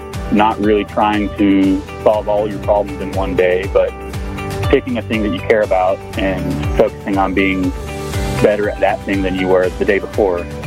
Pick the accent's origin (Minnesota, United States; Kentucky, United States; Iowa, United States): Kentucky, United States; moved away; also born or lived in Stanford, California; I was raised in Kentucky. I claim Louisville is my home because it's the only city that people are really familiar with. It's close to where I'm from, but I grew up in the sticks